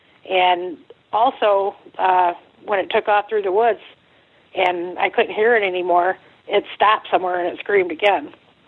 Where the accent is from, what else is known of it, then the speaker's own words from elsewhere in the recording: Oklahoma, United States; It was like the tornado siren. I'm from Oklahoma, and it starts out real slow, and then it builds up